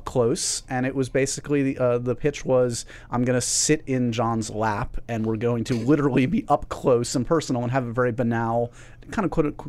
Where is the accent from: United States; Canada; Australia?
United States; New York City, New York; I grew up here in New York City where we're taping this.